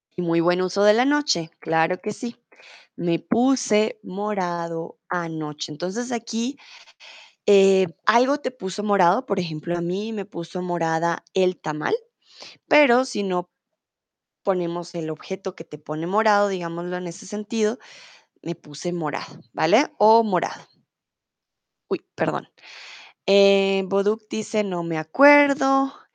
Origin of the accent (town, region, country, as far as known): Colombia